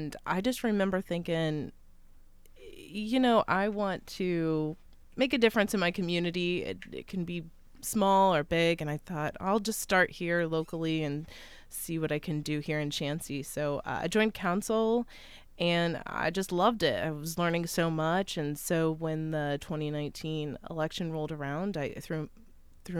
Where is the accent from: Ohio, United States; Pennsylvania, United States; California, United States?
Ohio, United States; Wilmington; also born or lived in Athens, Ohio; I hail from Wilmington, Ohio, so about 2 hours west of here, cornfields, as far as the eye can see.